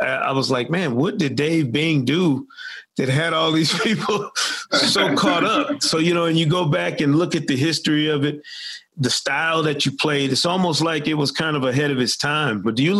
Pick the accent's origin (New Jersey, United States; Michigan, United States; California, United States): Michigan, United States; growing up in Michigan